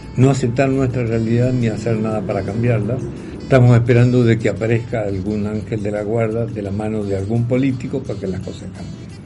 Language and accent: Spanish; Argentina; Como argentino